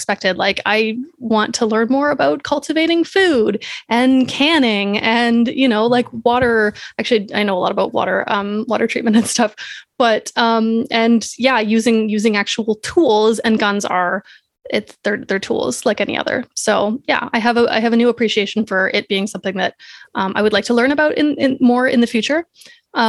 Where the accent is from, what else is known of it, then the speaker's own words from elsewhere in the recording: Canada; I'm Canadian